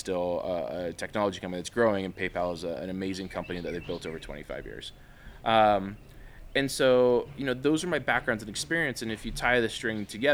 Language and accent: English; Spokane, Washington, United States; also born or lived in Bay Area, California; I grew up in the Bay Area and then Spokane, Washington.